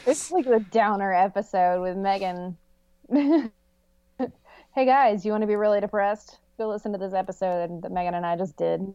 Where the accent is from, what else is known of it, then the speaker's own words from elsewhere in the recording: United States; I grew up right outside of Paint Creek